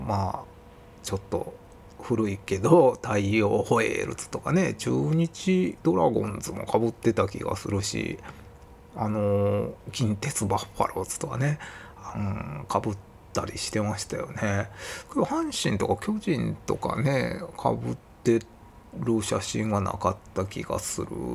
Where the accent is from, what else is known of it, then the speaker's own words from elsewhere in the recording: Osaka, Japan; accent: Kansai-ben; 僕自身は生まれは大阪なんですけど、まあ両親が広島出身なんですよね